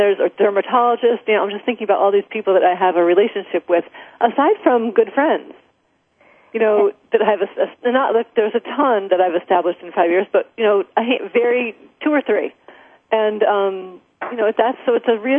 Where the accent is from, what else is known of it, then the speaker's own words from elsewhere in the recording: Albany, New York, United States; moved away as an adult; also born or lived in Long Island, New York; the first move from Albany, New York, which is where I spent, you know, 35 years of my 40